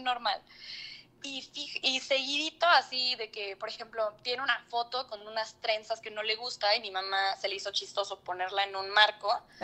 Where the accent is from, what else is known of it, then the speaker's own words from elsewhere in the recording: Xalapa, Veracruz, Mexico; soy de Jalapa, Veracruz